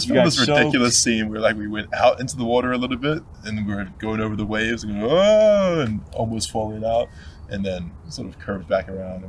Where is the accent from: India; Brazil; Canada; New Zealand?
New Zealand; Now, I'm from New Zealand.